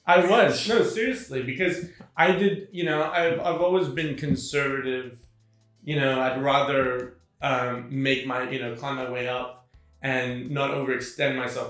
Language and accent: English; Sydney, New South Wales, Australia; moved away as an adult; also born or lived in Hamilton, New York, United States; now in New York, United States; I moved with her at the age of five uh, to Sydney, Australia, where, which is where I grew up. And from the age of five to 24 and a half, I was in Sydney.